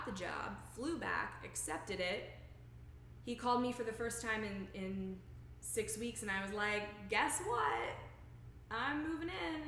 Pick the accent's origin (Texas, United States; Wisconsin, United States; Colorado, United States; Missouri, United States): Texas, United States; moved away; also born or lived in Oklahoma / Illinois; When I was little, I grew up in Texas